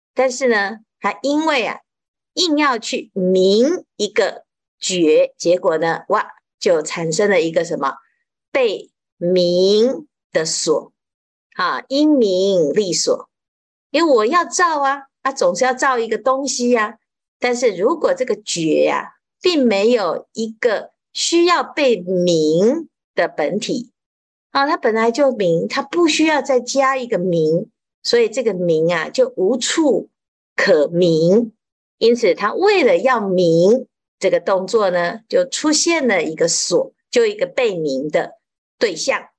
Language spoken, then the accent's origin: Chinese; Taiwan; 我们台湾话叫做“压给”